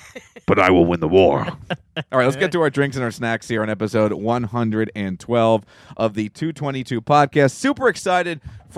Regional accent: Mississippi, United States; I'm from Mississippi.

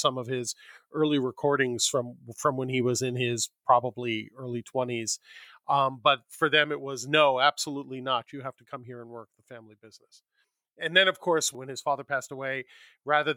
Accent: New York, United States; moved away as an adult; now in Los Angeles, United States; I was born and raised in New York

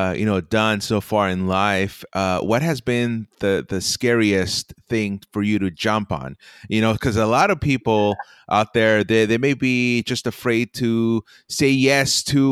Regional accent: United States; first language Spanish; English is a second language; I'm the first generation here in the U.S. My parents, both of them come from Mexico

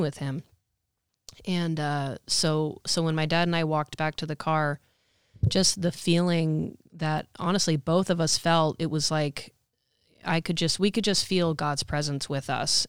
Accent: Santa Rosa, California, United States; I'm originally from Santa Rosa

